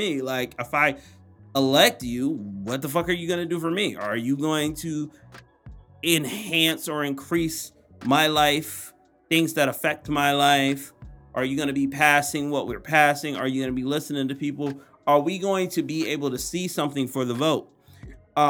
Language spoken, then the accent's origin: English; Atlantic City, New Jersey, United States; I'm from Atlantic City, New Jersey. That's the home